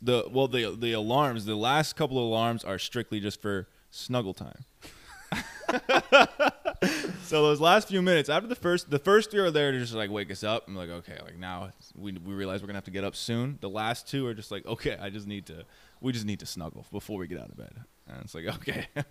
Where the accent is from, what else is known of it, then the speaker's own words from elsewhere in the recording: New York, United States; I'm from New York